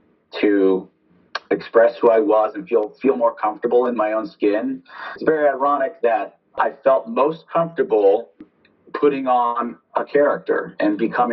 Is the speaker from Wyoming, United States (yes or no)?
no; Half Moon Bay, California, United States; Half Moon Bay, California.